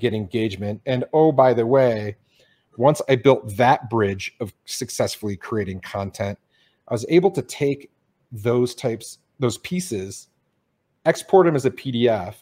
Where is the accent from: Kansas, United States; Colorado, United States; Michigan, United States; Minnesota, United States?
Michigan, United States; Detroit; moved away as an adult; I grew up in Detroit.